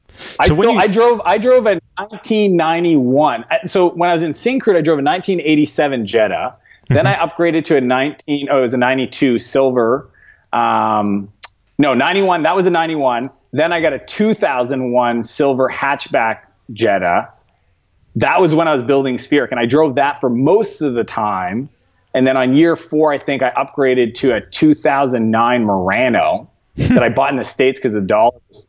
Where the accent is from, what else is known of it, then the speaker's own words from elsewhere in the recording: Eastern Canada, Canada; moved away as an adult; now in San Francisco, United States; my small hometown that I grew up in in Canada